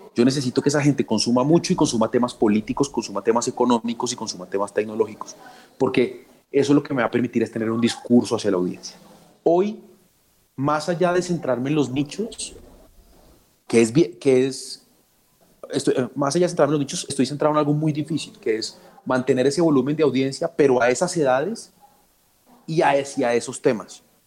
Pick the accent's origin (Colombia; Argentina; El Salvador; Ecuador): Colombia; Soy un café colombiano, muy colombiano. En ningún lado soy tan feliz como soy aquí, en mi país.